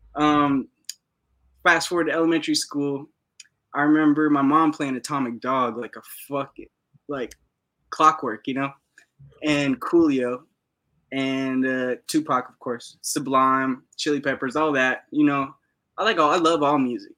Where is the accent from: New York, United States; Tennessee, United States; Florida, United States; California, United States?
California, United States; Los Angeles; moved away as an adult; now in Oregon, United States; I'm from West LA, Venice Beach, California, Los Angeles. Uh, born and raised